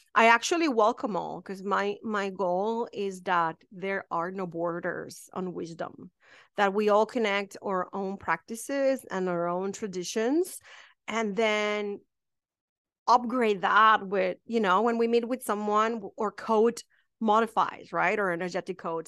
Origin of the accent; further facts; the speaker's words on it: Mexico; English is a second language; moved away as an adult; now in United States; I am from a really small town in Mexico